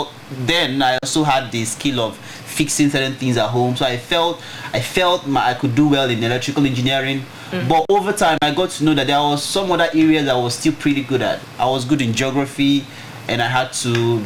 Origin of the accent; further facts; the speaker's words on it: Aba, Abia, Nigeria; I grew up in Aba, an eastern town, eastern part of Nigeria.